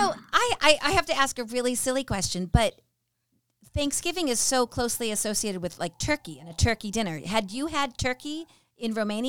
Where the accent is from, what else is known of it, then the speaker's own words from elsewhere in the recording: United States; also born or lived in England; I'm this American living in England